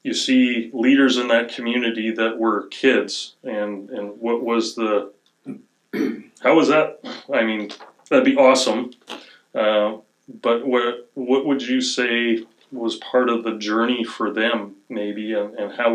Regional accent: East Kootenays, British Columbia, Canada; I grew up in the East Kootenays in a pretty conservative church.

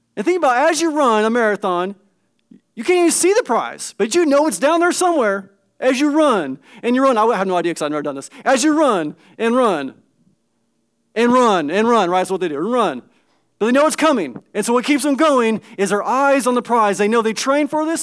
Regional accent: California, United States; I grew up in Cin-, California, spent several years in Northern California in the midst of the redwood trees

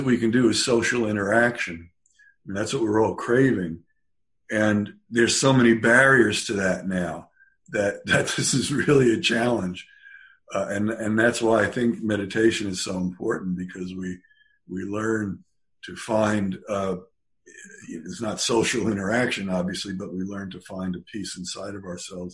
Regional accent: California, United States; I'm from California. I haven't been there in 5 months

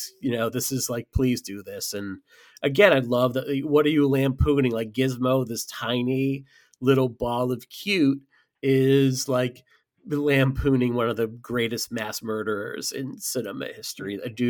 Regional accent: United States; that's my God-given right as an American to do so

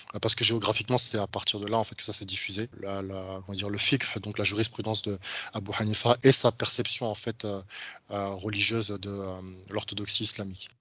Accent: France; je suis d'origine africaine, j'ai grandi en France

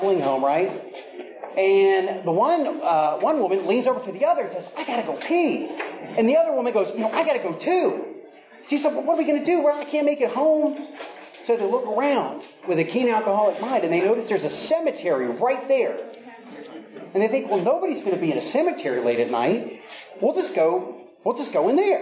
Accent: Virginia, United States; I grew up in Virginia

